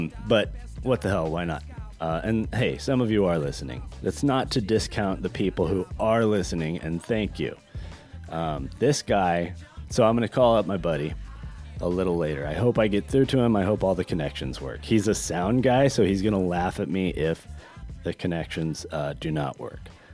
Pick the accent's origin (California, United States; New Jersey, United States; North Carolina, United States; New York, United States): California, United States; Northern; also born or lived in Long Beach, California; I spent a great deal of my life in Northern California, in a very idyllic, little, cute, beautiful town